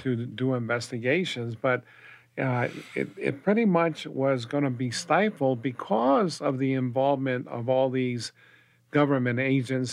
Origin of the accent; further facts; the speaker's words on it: Española, New Mexico, United States; also born or lived in Las Cruces, New Mexico; I was born and raised in Espanola, New Mexico